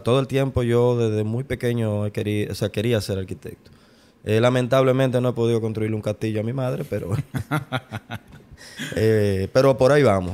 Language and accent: Spanish; Santo Domingo, Distrito Nacional, Dominican Republic; yo soy de la capital